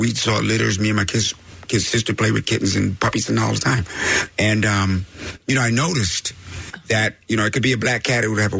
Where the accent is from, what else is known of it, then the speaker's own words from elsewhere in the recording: Laramie, Wyoming, United States; moved away; also born or lived in Fort Collins, Colorado; I grew up in Laramie, Wyoming, and Fort Collins, Colorado, on communes and stuff.